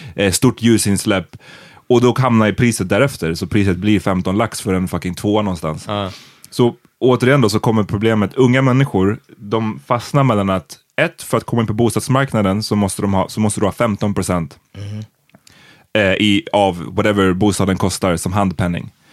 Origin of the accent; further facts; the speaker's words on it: Stockholm, Stockholm County, Sweden; jag bodde hemma tills jag var 25. Mm. Eh, för att jag är från Stockholm